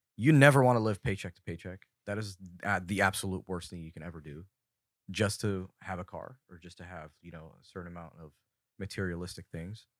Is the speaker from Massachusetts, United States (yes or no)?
no; Fountain Valley, California, United States; I was born in Fountain Valley, California, my entire life. I've been born and raised here